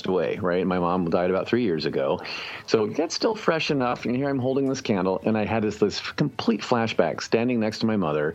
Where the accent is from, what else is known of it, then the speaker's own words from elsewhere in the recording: Indianapolis, Indiana, United States; I was growing up in Indianapolis